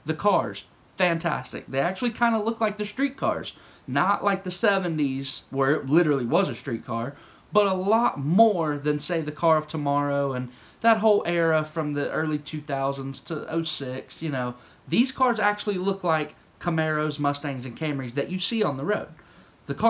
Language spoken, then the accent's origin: English; the South, United States; I'm from the South